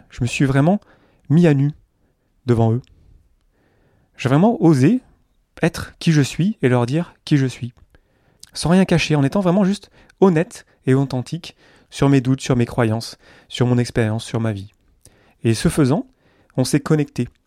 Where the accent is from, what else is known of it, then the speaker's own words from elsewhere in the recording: south-east France, France; Là, je vous parle d'à côté d'Avignon, là où vivent mes parents, je viens du sud-est de la France.